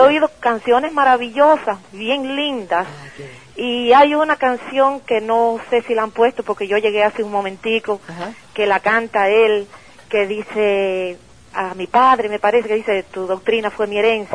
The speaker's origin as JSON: {"language": "Spanish", "country": "Cuba", "moved": "as an adult", "said": "Yo soy cubana"}